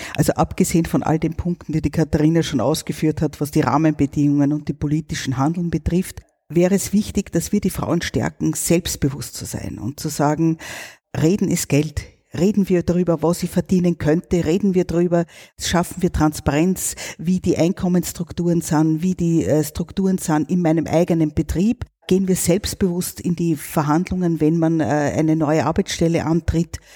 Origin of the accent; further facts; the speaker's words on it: Austria; bei uns in Österreich